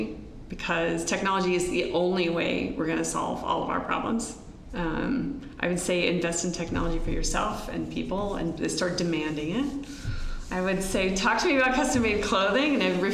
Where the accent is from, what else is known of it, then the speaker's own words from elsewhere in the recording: Oklahoma, United States; moved away; I'm from Oklahoma.